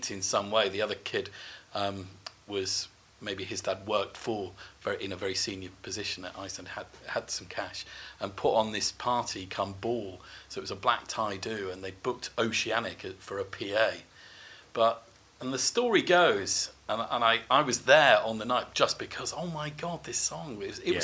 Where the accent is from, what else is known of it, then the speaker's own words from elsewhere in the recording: Shropshire, West Midlands, United Kingdom; I'm from Shropshire